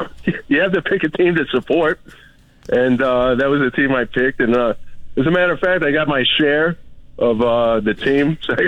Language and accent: English; New York, United States; now in Florida, United States; I live in Florida. I'm originally from New York